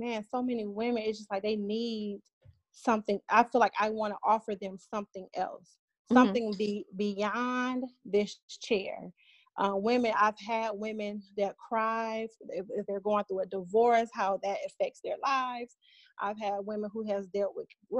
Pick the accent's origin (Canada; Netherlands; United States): United States; Cleveland, Ohio; moved away as an adult; now in Atlanta, United States; I'm originally from Cleveland, Ohio. I moved to Atlanta, Georgia about almost 11 years ago in July